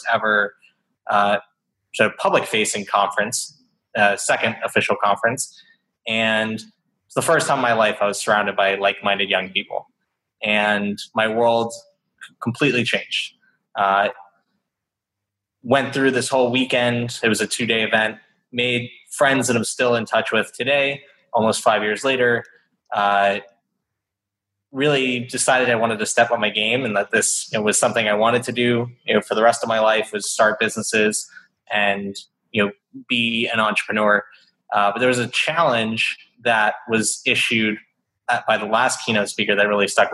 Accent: Boca Raton, Florida, United States; also born or lived in Atlanta, Georgia; now in New York City, United States; I grew up in South Florida. Yeah, Boca Raton

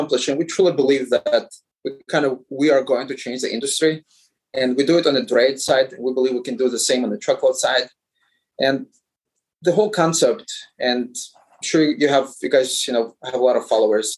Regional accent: Ukraine; now in Chicago, United States; I'm originally from Ukraine

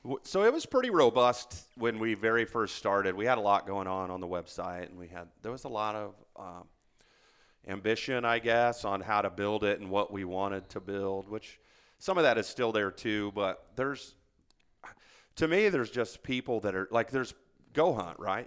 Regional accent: Indiana, United States; moved away as an adult; also born or lived in Germany / Hawaii / Arizona; born and raised in Indiana

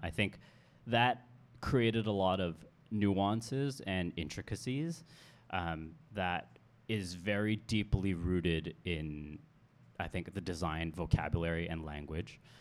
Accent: Hong Kong; moved away as an adult; also born or lived in United States; born here, raised here. and then educated in the West

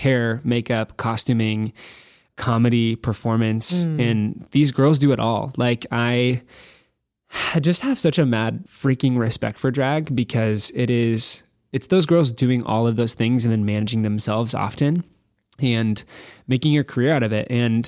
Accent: Nebraska, United States; Born and raised, middle of nowhere, cornfield America, but love it so much.

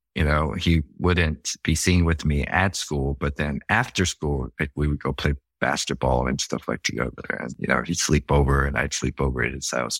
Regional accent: Gainesville, Georgia, United States; moved away; also born or lived in Atlanta, Georgia; I grew up in Atlanta, partially, and ended up in Gainesville, Georgia

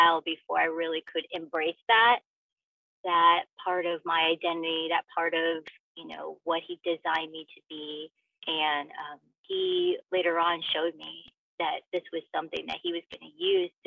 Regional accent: Southern Illinois, United States; also born or lived in Los Angeles area, California; now in Los Angeles, United States; Growing up in Southern Illinois

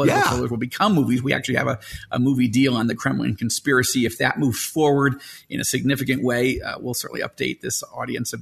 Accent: Syracuse, New York, United States; also born or lived in Israel; now in Denver, United States; I was born in Syracuse, New York.

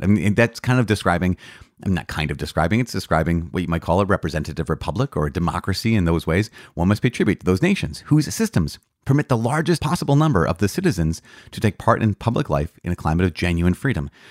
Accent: United States; American citizens of the United States

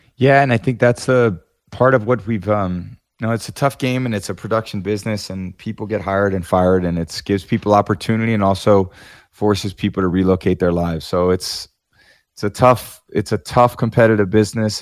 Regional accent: Bay Area, Northern California, United States; I was growing up in the Bay Area

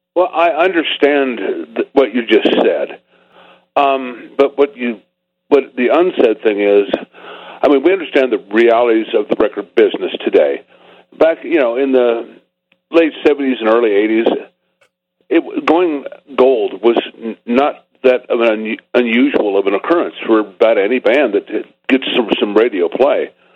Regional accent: Topeka, Kansas, United States; growing up in Topeka, Kansas

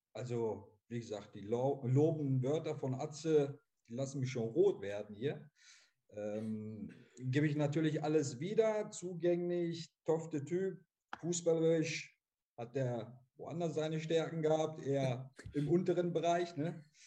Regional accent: Essen, North Rhine-Westphalia, Germany; als Essener, äh, der hier äh, geboren, aufgewachsen ist

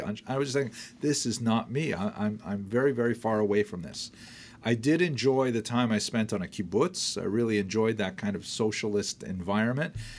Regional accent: Iroquois Falls, Ontario, Canada; When I was first growing up in Iroquois Falls

